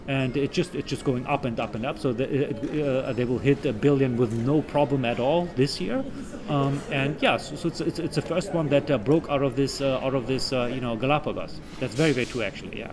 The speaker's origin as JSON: {"language": "English", "country": "Germany", "moved": "as an adult", "lives_now": "Japan", "said": "my home country of Germany"}